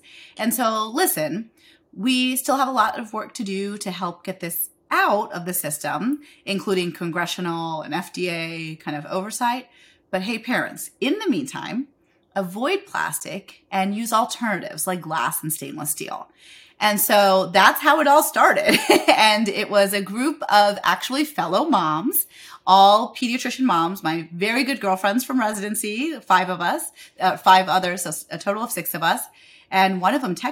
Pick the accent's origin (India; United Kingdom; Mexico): India; moved away; I'm an Indian immigrant